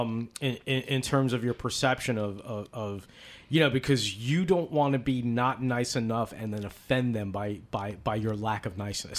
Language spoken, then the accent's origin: English; East Coast, United States; I'm from the East Coast